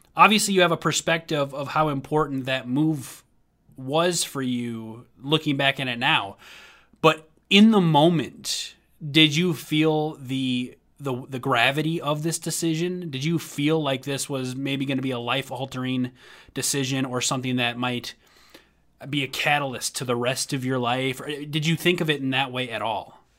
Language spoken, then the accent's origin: English; Minnesota, United States; moved away as an adult; also born or lived in Tennessee; when I moved back to Minnesota from Tennessee after I was pursuing music in Tennessee